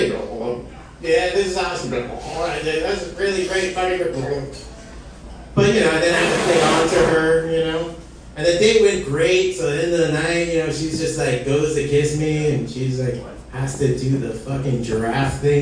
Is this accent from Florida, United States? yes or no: yes; Hialeah, Florida, United States; I'm from Hialeah